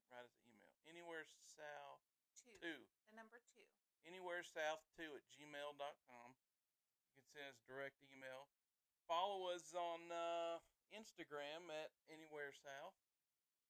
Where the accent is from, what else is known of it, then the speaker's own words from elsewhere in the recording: the South, United States; we are from the South. It's where we live. It's who we are